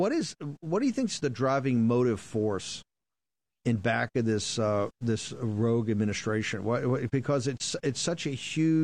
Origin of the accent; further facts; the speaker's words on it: Virginia, United States; I come from the South, I come from Virginia, and my family were all working class Democrats.